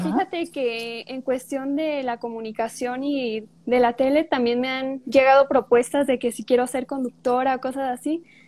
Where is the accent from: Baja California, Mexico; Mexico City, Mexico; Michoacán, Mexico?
Michoacán, Mexico; Puruándiro; soy de Puruándiro, cerca de Morelia. Estudio en Morelia, pero yo soy de Puruándiro. Aquí vivo